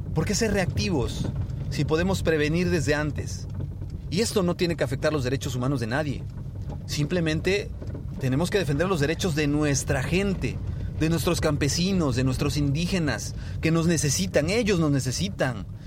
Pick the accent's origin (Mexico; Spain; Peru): Mexico; nosotros como mexicanos